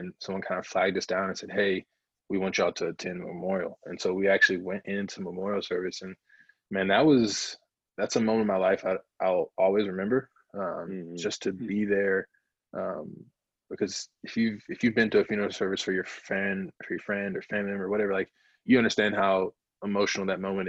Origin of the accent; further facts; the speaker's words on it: South Carolina, United States; now in Minnesota, United States; growing up in South Carolina and living in North Carolina